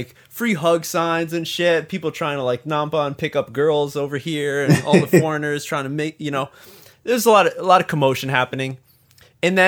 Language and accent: English; United States; now in Japan